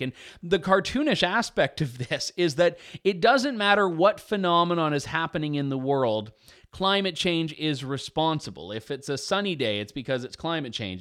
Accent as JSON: {"language": "English", "country": "Canada", "said": "I am his Canadian compatriot"}